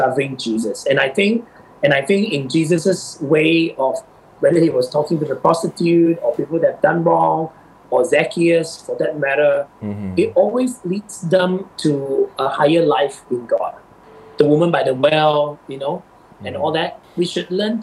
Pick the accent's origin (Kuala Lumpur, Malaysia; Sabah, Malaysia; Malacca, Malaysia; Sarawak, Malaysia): Sabah, Malaysia; I grew up in Sabah